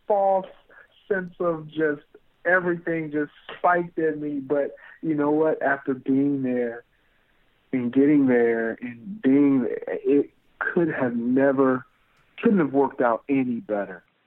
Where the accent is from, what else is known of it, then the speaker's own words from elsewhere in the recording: Kalamazoo, Michigan, United States; We're both from Kalamazoo, Michigan